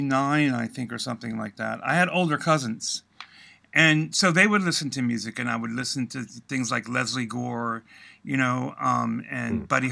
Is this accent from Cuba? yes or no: yes; Guantanamo Bay, Cuba; also born or lived in Washington, D.C.; A lot of moving around, and primarily we were in Guantanamo Bay, Cuba.